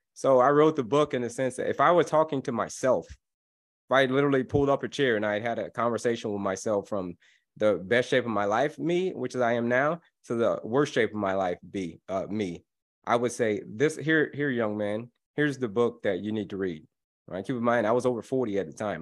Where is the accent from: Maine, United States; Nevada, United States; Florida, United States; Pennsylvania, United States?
Florida, United States; I grew up in Florida